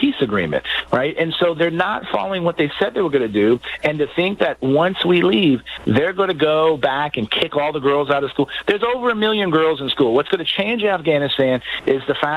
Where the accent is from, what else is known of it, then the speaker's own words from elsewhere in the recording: San Antonio, Texas, United States; my hometown of San Antonio